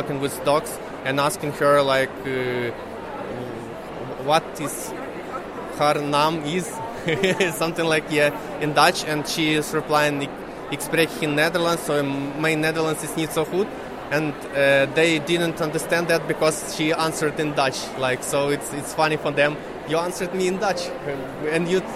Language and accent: English; Kyiv, Ukraine; English is a second language; moved away as an adult; now in Netherlands; I was born in Kiev and moved here